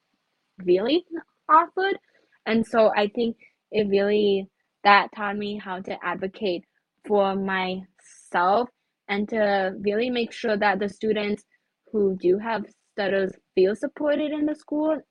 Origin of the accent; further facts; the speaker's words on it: United States; also born or lived in China; I'm, you know, Chinese American